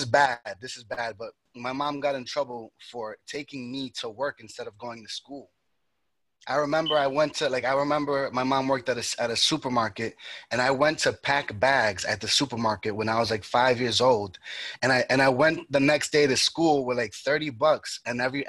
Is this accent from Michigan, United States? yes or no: no; New York, United States; also born or lived in Dominican Republic; I was born and raised in New York